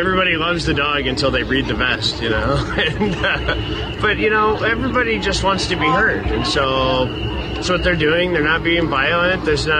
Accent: Omaha, Nebraska, United States; I'm from Omaha, Nebraska.

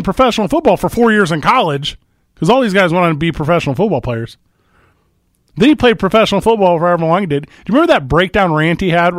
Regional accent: Midwest, United States; where I grew up in the Midwest, you weren't allowed to be vulnerable.

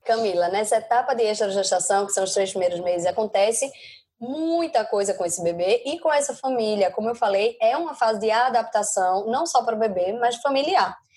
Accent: Recife, Pernambuco, Brazil; moved away as an adult; now in Madrid, Spain; Eu sou recifense, mas moro em Madrid há três anos

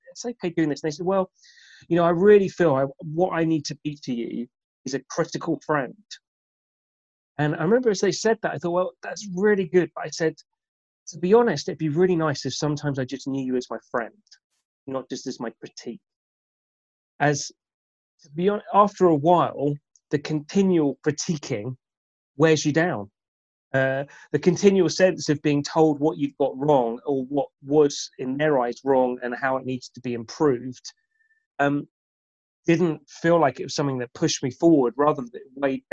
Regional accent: United Kingdom; who we are as British

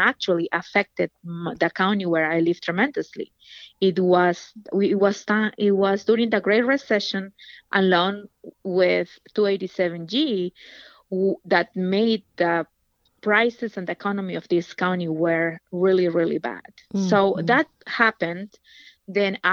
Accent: Peru; moved away as an adult; now in Virginia, United States; I'm originally from Peru. I came to this country as a single mother

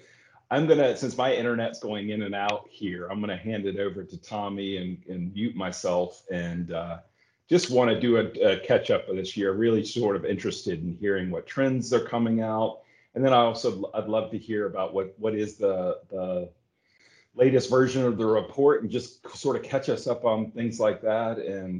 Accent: United States; We're American.

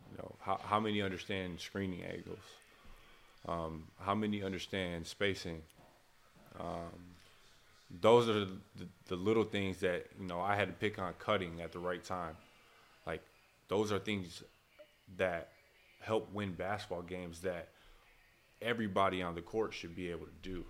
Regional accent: Flint, Michigan, United States; I'm a kid from Flint, Michigan, and um, it's a rich basketball community there

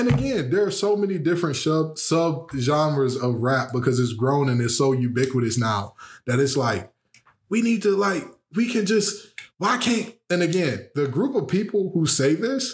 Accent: Detroit, Michigan, United States; I was raised on Westmoreland and Greenfield on the mile, 7 mile that is

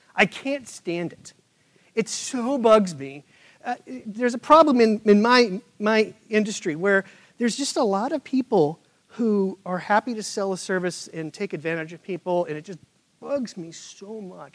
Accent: Midwest, United States; now in Charlotte, United States; Where I grew up in the Midwest

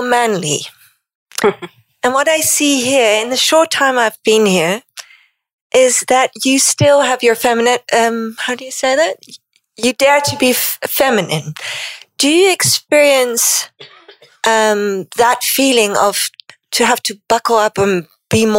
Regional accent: Netherlands; English is a second language; moved away as an adult; now in United Arab Emirates; I'm from the Netherlands, and we only arrived in September here

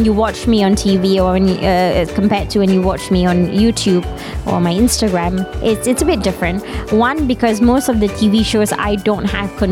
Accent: Malaysia; as a Malaysian

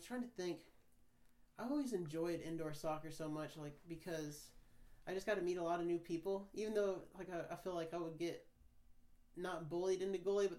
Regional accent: Kansas, United States; moved away; because I haven't had a single person that's from Kansas on the podcast yet, besides me, obviously.

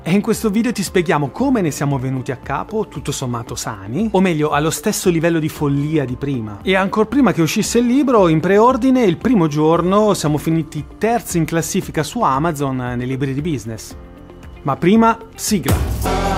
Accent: Milan, Lombardy, Italy; sono un milanese e noi milanesi doc siamo Bauscia

